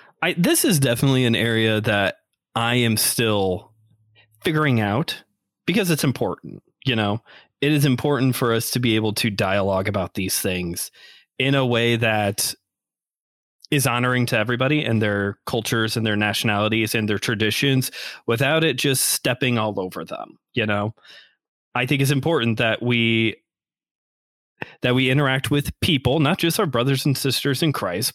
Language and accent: English; Northwest Indiana, United States; we're from Northwest Indiana. Go region. Yes. My boy, you're a region rat, which is what they call us out here.